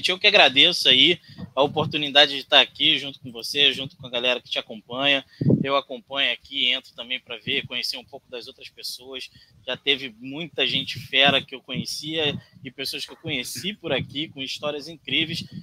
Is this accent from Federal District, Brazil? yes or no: yes; Brasília, Federal District, Brazil; born there; also born or lived in Rondônia; Eu nasci em Brasília. Todo mundo fala, pô, …, carioca, coisa e tal, mas eu nasci em Brasília, saí de lá muito pequeno, fui para Rondônia